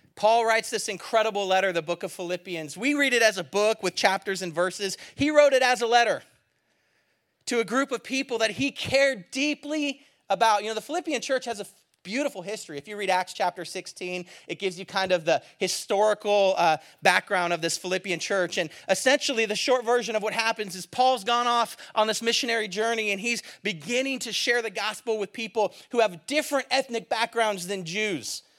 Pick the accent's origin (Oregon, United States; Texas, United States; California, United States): California, United States; I'm from California